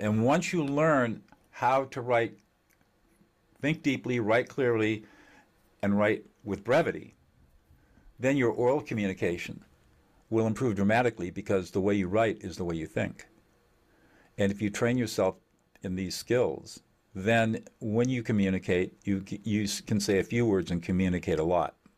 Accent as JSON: {"language": "English", "region": "Southern California", "country": "United States", "tie": "born or raised there", "said": "I was born in Southern California"}